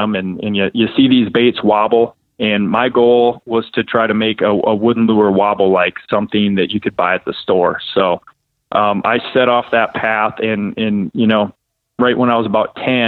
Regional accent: Ocheyedan, Iowa, United States; where I grew up in Ocheyedan, Iowa.

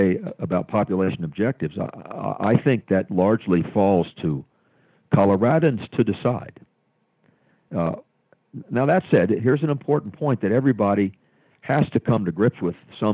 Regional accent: Montana, United States; Montana, my home state

